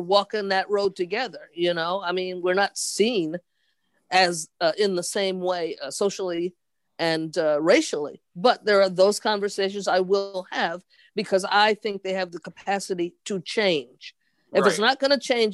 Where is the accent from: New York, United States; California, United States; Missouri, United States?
New York, United States; New York City; also born or lived in Pennsylvania; I was born in Pennsylvania. I was raised in the Bronx in New York.